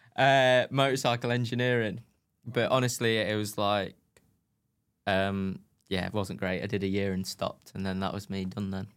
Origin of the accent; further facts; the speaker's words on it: United Kingdom; I was British